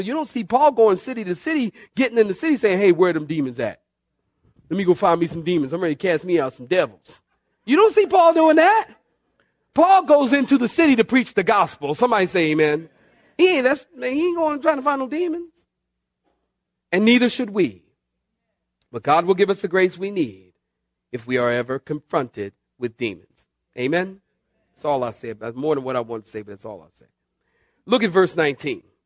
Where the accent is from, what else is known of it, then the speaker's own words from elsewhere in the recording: Philadelphia, Pennsylvania, United States; also born or lived in Southern California; now in North Carolina, United States; originally from Philadelphia